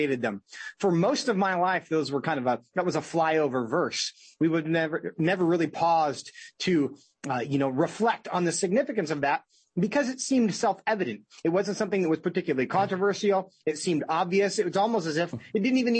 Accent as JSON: {"language": "English", "region": "Washington", "country": "United States", "said": "my home state of Washington State"}